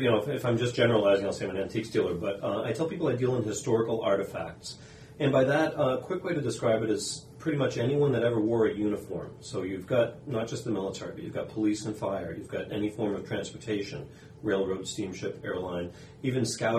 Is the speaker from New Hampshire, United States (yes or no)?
yes; New Hampshire, United States; I moved around a bit, but most of my life in New Hampshire. I just live a little further away in southern New Hampshire, Plastow, New Hampshire.